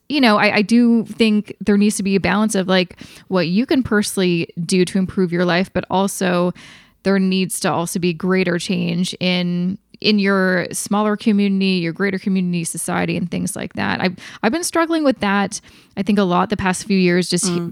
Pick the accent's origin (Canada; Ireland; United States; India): Canada; Vancouver, British Columbia; my hometown